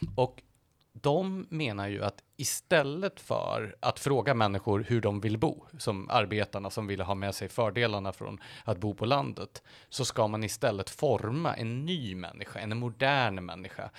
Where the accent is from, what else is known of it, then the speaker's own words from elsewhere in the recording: Gävle, Gävleborg County, Sweden; I Gävle där jag kommer ifrån